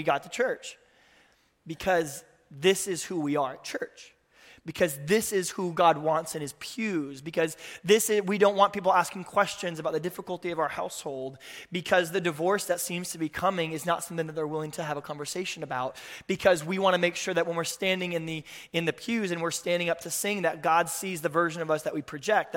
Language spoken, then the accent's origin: English; Tulsa, Oklahoma, United States; I grew up in the Midwest. My dad was a Lutheran pastor in Tulsa, Oklahoma